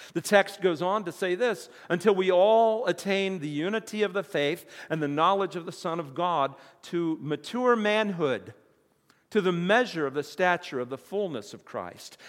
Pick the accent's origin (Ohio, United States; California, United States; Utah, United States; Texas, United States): Ohio, United States; Toledo; I was born in Toledo, and my grandparents lived in Toledo, and when I was little, they took me to the Toledo Zoo